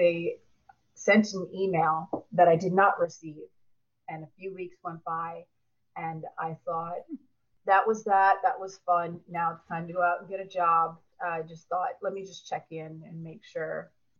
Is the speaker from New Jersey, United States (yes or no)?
yes; New Jersey, United States; also born or lived in Puerto Rico; Well, I'm from New Jersey, but I've predominantly lived, I mean, in my early childhood, we moved all around. We lived in Puerto Rico, we lived all over.